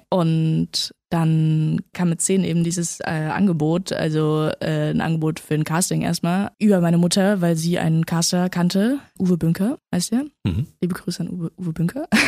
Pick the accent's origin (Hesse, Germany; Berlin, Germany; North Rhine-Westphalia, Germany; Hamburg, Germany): Berlin, Germany; also born or lived in Männedorf, Switzerland / London, United Kingdom; dann sind wir aber 2008 nach Berlin gezogen